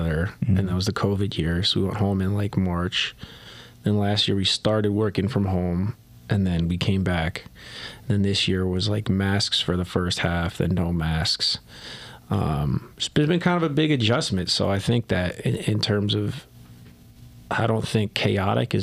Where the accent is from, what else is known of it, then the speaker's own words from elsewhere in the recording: New Jersey, United States; moved away as an adult; I'm from New Jersey